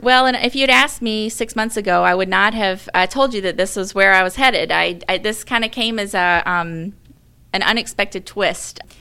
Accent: Mobile, Alabama, United States; moved away as an adult; also born or lived in Birmingham, Alabama; now in Saint Louis, United States; I grew up in Mobile, Alabama, really close to Mobile Bay

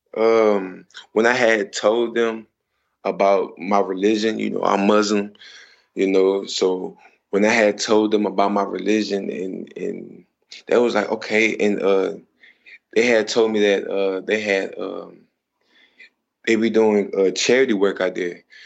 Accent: Texas, United States; I'm from Texas

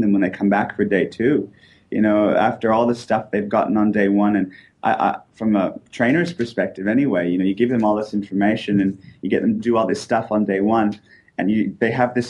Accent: Canada; also born or lived in United States; now in Australia; I'm actually originally from Canada. I've only been over here for a few years.

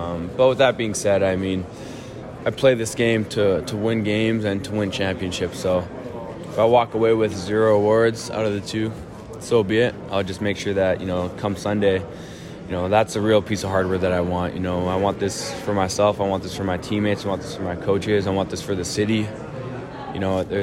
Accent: Winnipeg, Manitoba, Canada; I grew up a Bomber fan my entire life.

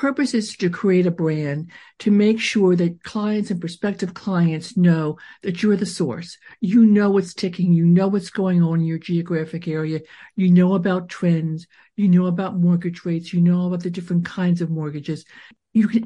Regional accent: Wilmington, Delaware, United States; Both my parents were very much involved in the Jewish community in Delaware, where I grew up in Wilmington

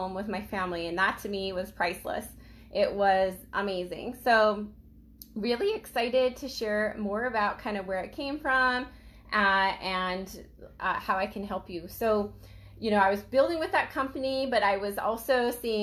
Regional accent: Idaho, United States; I grew up in Idaho

